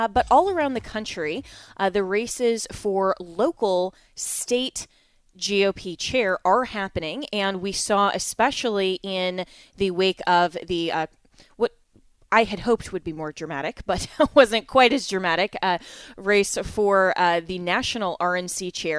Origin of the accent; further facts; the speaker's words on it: Colorado, United States; my home state of Colorado